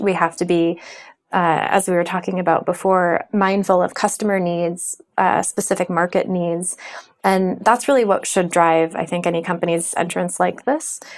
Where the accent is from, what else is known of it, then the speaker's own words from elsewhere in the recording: United States; I'm American